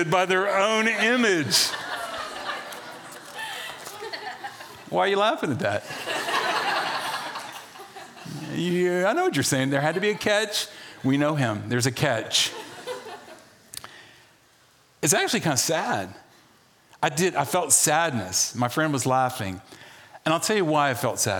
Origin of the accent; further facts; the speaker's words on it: the South, United States; moved away; also born or lived in Charlottesville, Virginia; I grew up in the South